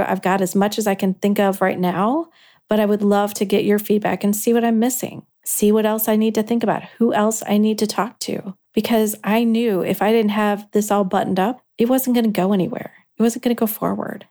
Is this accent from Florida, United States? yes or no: no; Kankakee, Illinois, United States; you worked in Kankakee. That's where I am from.